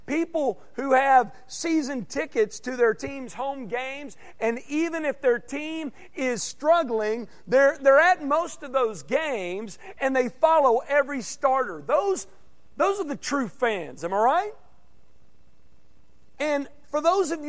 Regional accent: Arkansas, United States; moved away as an adult; now in Texas, United States; my home state, because in Arkansas, you got the Hogs

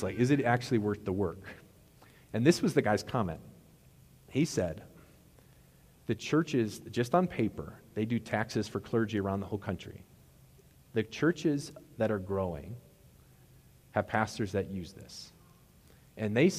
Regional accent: Wisconsin, United States; moved away; we always said crayfish in Wisconsin. That's how they're called crayfish where I'm from.

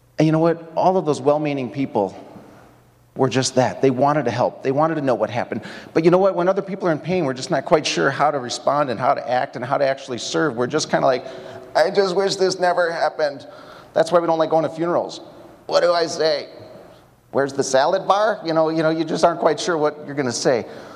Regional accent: Mount Prospect, Illinois, United States; now in Madison, United States; I spent my early years growing up in the Prospect Bike Shop, wondering how I could scale the Mount Prospect Water Tower. Went to Prospect High School

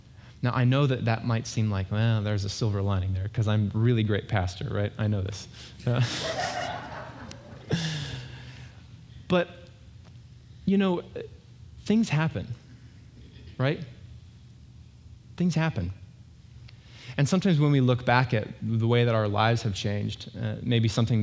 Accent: Eastern Washington, United States; moved away; I grew up in Eastern Washington

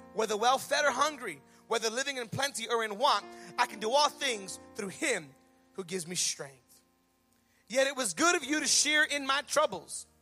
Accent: United States; we're American

